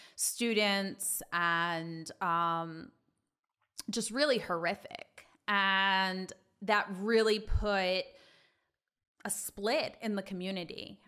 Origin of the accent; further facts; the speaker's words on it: Long Island, New York, United States; also born or lived in Manhattan East Side, New York; I'm a native New Yorker. I grew up on Long Island